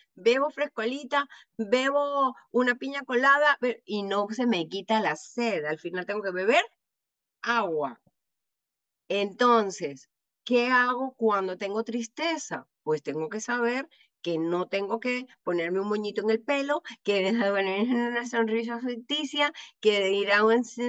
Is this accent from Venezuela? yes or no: yes; Venezuela; como decimos en Venezuela